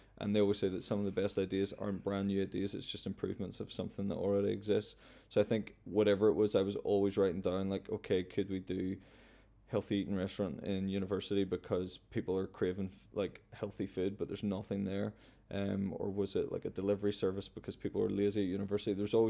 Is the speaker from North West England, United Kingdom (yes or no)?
no; Cullybackey, Northern Ireland, United Kingdom; I know I'm from Cullybaggy, which is a little village, but a big part of my life has always been traveling.